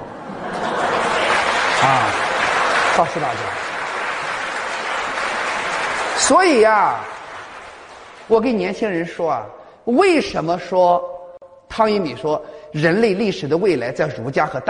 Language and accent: Chinese; China; 我们中国人起来咋了？我们中国人低人一等吗？